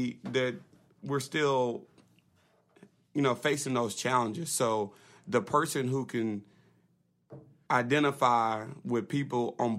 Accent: Little Rock, Arkansas, United States; I grew up in Southwest

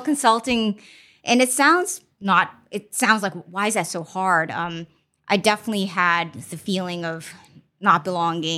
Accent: Boston, Massachusetts, United States; born or raised there; also born or lived in China / Mozambique; now in Los Angeles, United States

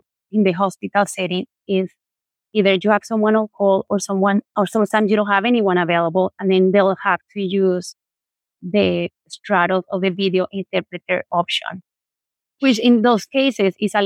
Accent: Colombia; moved away; I'm from Colombia

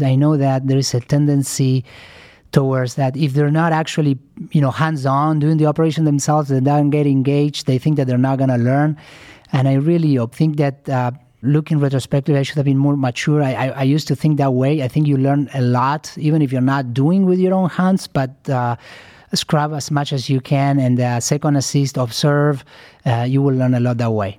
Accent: Argentina; moved away; I'm originally from Argentina

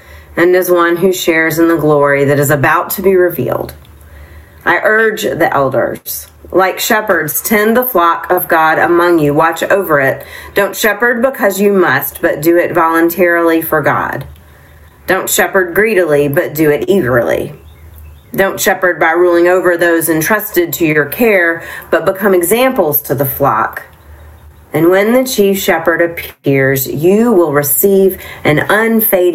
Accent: Nashville, Tennessee, United States; now in Concord, United States; I'm a kid from Nashville, Tennessee

